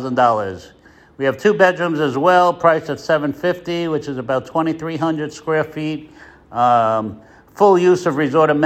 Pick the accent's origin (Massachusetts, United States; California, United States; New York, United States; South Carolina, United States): New York, United States; moved away as an adult; now in Placencia, Belize; I'm from New York originally